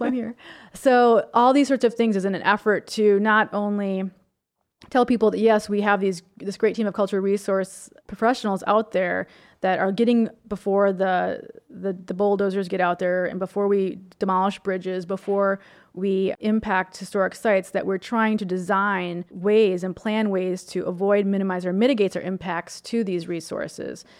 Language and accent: English; Minnesota, United States; I grew up in Minnesota, and all of our driveways in the country are covered with limestone, gravel